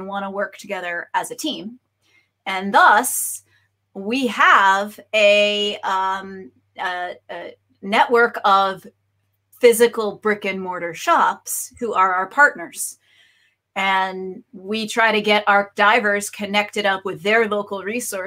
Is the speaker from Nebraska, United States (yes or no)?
no; Boston, Massachusetts, United States; also born or lived in Kona; now in Florida, United States; I'm originally from Boston.